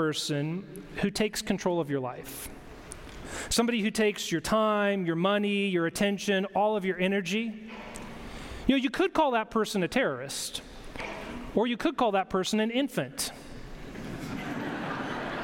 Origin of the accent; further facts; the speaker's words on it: Longview, Washington, United States; moved away; also born or lived in Michigan; I grew up in Longview Church of the Nazarene in Longview, Washington.